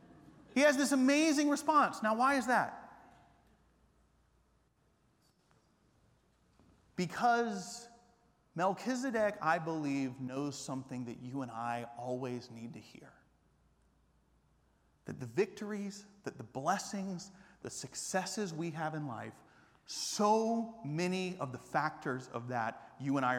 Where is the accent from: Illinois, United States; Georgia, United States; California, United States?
Georgia, United States; Atlanta; moved away as an adult; also born or lived in Japan; now in Austin, United States; I grew up in Atlanta not as a Christian